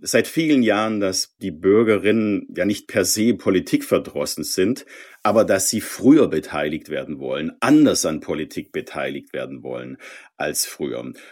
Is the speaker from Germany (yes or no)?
yes; Swabia, Baden-Württemberg, Germany; ich bin Schwabe